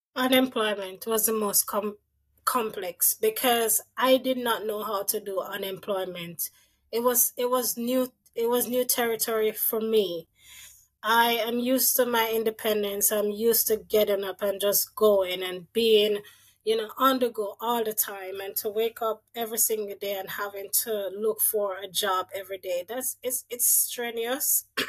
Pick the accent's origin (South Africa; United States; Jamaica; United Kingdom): Jamaica; moved away as an adult; also born or lived in Saskatchewan, Canada; now in Ottawa, Canada; growing up in Jamaica